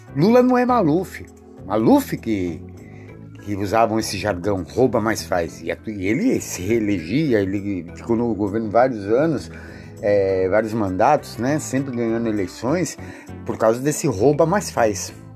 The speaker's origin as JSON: {"language": "Portuguese", "country": "Brazil", "said": "eu sou brasileiro"}